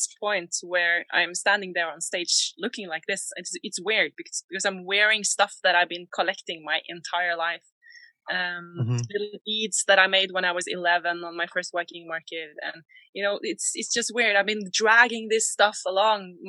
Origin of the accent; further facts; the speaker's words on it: Borre, Vestfold, Norway; also born or lived in Oslo; I grew up in Borre in Norway